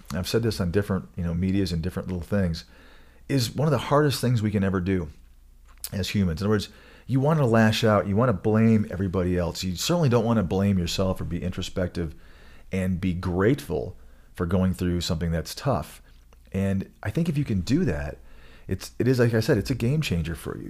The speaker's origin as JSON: {"language": "English", "region": "Michigan", "country": "United States", "tie": "born or raised there", "moved": "yes", "lives_now": "Colorado, United States", "said": "I grew up in Michigan"}